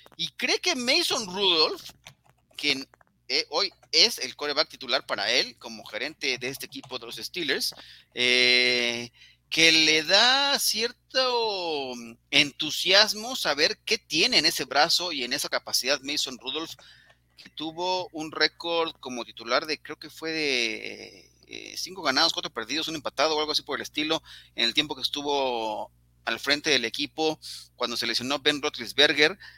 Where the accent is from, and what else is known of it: Mexico